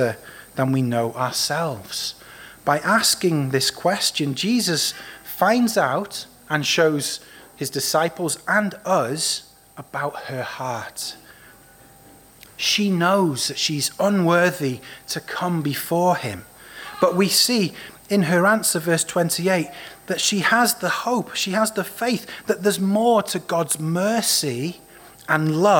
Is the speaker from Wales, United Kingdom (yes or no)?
yes; Wales, United Kingdom; Growing up in Wales, we were often told the inspirational story of Mary Jones